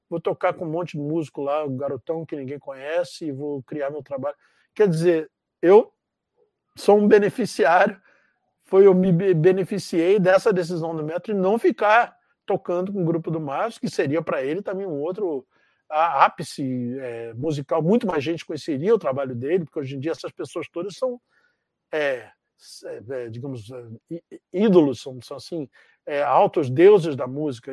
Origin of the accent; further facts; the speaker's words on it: Rio de Janeiro, Brazil; moved away as an adult; also born or lived in Canada; eu sou de Realengo, da zona oeste do Rio